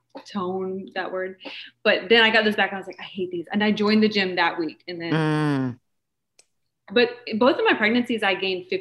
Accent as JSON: {"language": "English", "town": "Kokomo", "region": "Indiana", "country": "United States", "tie": "born or raised there", "said": "I'm from Indiana."}